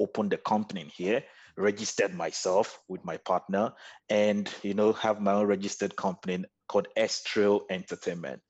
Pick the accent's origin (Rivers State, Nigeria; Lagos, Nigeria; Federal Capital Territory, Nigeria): Lagos, Nigeria; moved away as an adult; also born or lived in Nnewi South, Anambra State, Nigeria; now in Kuala Lumpur, Malaysia; I was born and bred in Lagos, Nigeria.